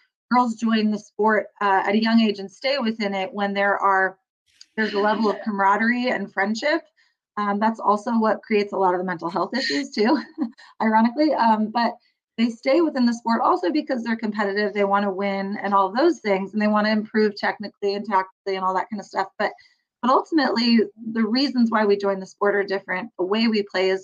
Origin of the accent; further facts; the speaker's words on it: Bay Area, California, United States; I grew up in the Bay Area